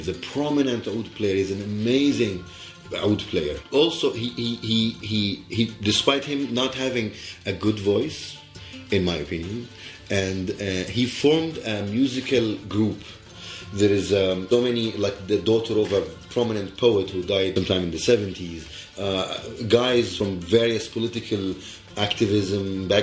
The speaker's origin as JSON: {"language": "English", "town": "Alexandria", "region": "Alexandria Governorate", "country": "Egypt", "said": "I am from Alexandria, Egypt."}